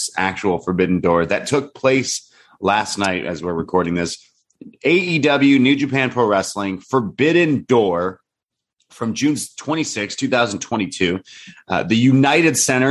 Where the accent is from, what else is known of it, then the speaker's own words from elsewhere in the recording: Canada; also born or lived in Toronto; a Canadian